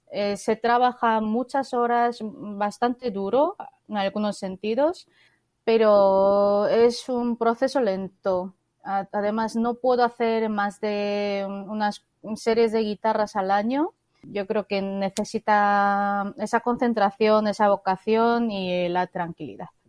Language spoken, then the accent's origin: Spanish; South Korea; Spanish is a second language; moved away; also born or lived in Spain; Yo soy coreana